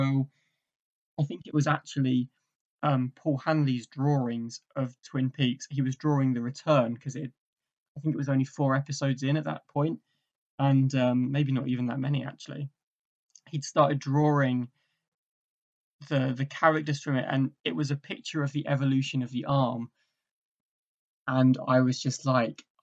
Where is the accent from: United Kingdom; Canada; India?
United Kingdom; England; also born or lived in Essex; So I'm from England, originally I am from England. I'm currently in Essex.